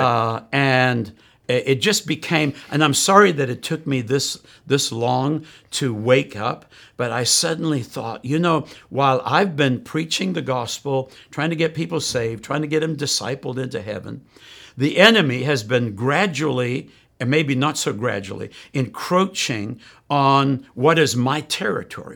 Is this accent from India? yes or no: no; South Africa; moved away; I grew up in South Africa